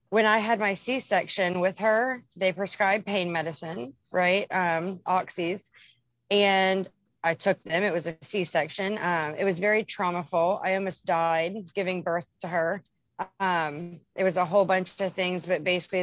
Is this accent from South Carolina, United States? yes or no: yes; Charleston, South Carolina, United States; I'm from South Carolina, Charleston, South Carolina.